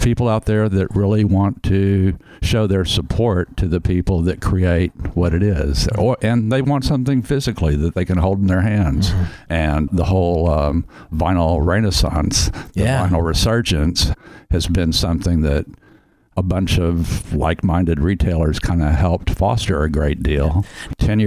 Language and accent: English; Houston, Texas, United States; when I was a kid growing up in Houston